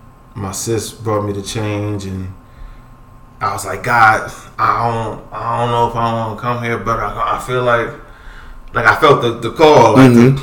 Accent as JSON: {"language": "English", "town": "Philadelphia", "region": "Pennsylvania", "country": "United States", "said": "I'm from Philly."}